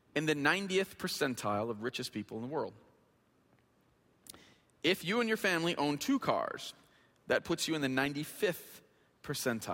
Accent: Flint, Michigan, United States; I grew up in Flint. I went to Flint Northern High School

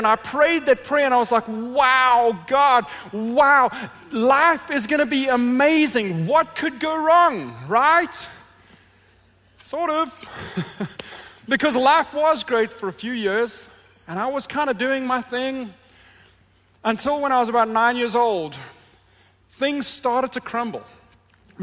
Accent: Johannesburg, Gauteng, South Africa; moved away; I grew up in Johannesburg, a city very, very similar in size to Detroit

